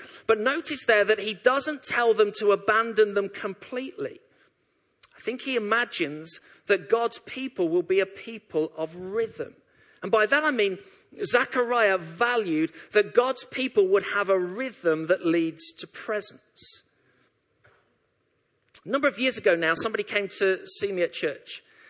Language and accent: English; Leytonstone, London, United Kingdom; born there; I've been a lifelong West Ham supporter. I was born in Leytonstone. All my family are West Ham supporters.